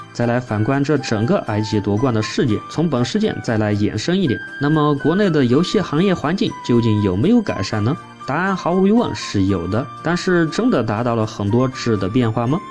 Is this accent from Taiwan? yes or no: no; China; 我们中国人的骄傲